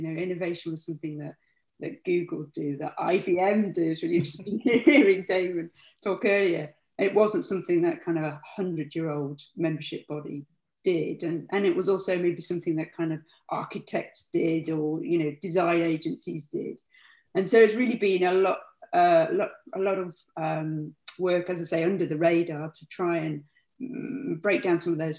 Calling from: South East England, United Kingdom

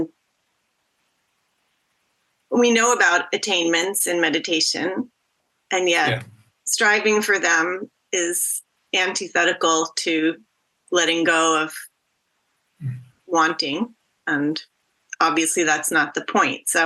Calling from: Massachusetts, United States; I'm calling in from Massachusetts, so I arrived late.

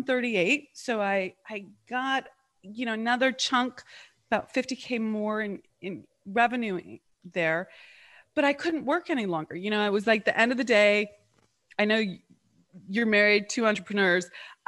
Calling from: Charlotte, North Carolina, United States; I am in Charlotte, North Carolina.

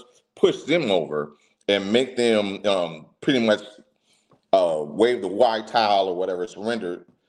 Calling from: Dallas, Texas, United States

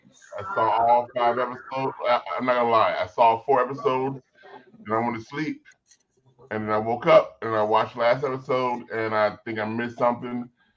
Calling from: North Hollywood, California, United States; I'm calling from NoHo.

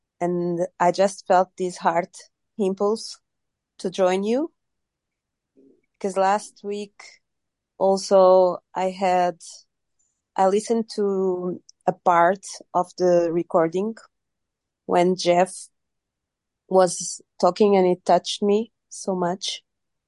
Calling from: Lisbon, Portugal

